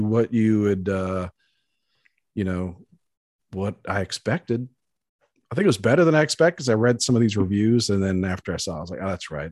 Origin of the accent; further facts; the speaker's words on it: Baltimore, Maryland, United States; moved away; I grew up in Baltimore on the East Coast